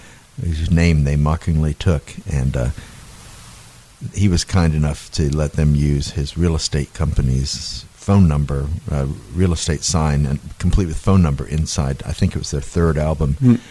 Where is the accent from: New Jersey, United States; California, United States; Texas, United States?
California, United States; Southern; now in Jacksonville, United States; when I was a kid growing up in Southern California